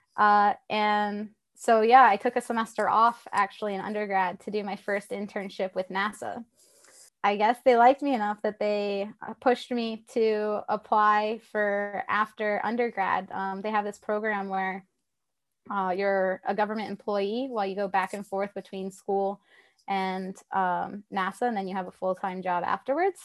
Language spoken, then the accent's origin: English; Tennessee, United States; I'm from Tennessee